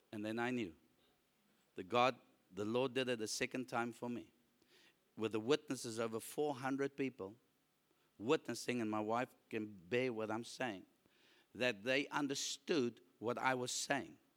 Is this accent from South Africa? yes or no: yes; South Africa; I'm a South African with a South African passport